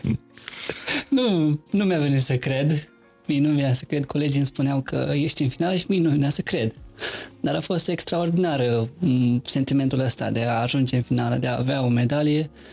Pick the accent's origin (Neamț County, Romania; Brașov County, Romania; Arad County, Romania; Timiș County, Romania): Neamț County, Romania; moved away as an adult; also born or lived in Târgu Frumos, Iași County / Cluj-Napoca; m-am născut în Argeș, județul Neamț, am făcut liceul la Târgu Frumos, județul Iași